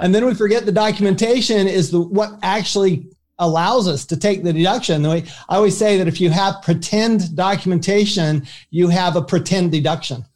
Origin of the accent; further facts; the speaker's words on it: Salt Lake City, Utah, United States; also born or lived in Paris, France; I grew up in Salt Lake City, Utah